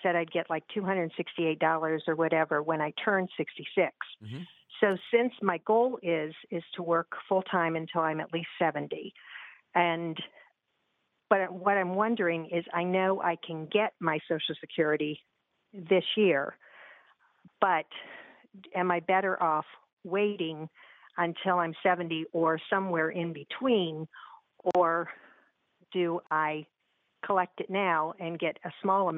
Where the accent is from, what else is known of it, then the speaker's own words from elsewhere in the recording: Columbus, Ohio, United States; now in Cincinnati, United States; I'm originally from Columbus, and when I moved to Cincinnati